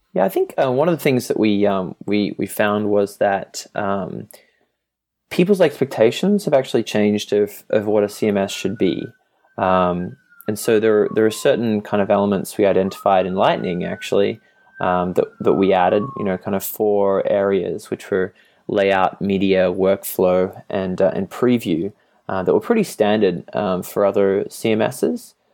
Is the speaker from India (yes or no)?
no; Australia; moved away as an adult; also born or lived in Europe; now in Boston, United States; I'm from Australia and previous to this Europe